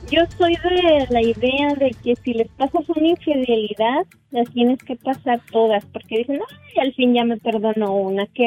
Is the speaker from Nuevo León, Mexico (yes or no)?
no; San Juan del Río, Querétaro, Mexico; Vengo de San Juan del Río